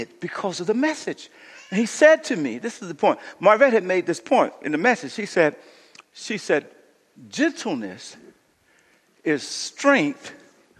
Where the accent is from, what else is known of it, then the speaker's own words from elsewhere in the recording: United States; moved away; I went home to Kashada, my hometown